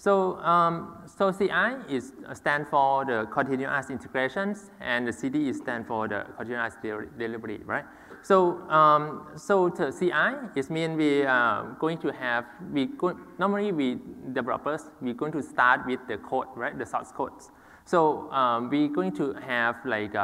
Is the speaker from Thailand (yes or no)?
yes; Thailand; I'm from Thailand